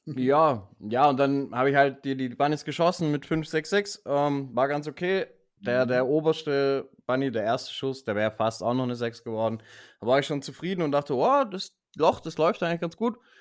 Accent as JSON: {"language": "German", "region": "Baden-Württemberg", "country": "Germany", "said": "bei uns in Baden-Württemberg"}